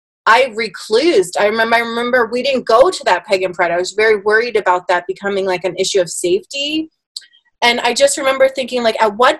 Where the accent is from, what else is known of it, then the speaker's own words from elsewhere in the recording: Bristol, Pennsylvania, United States; when I grew up in Bristol, I was one of the only Germans